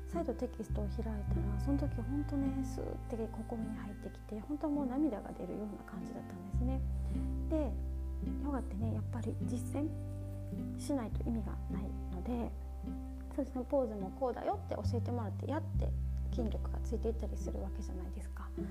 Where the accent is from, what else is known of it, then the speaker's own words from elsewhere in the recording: Osaka, Japan; accent: Kansai; moved away as an adult; also born or lived in India / Thailand; 私はですね大阪生まれ大阪育ちです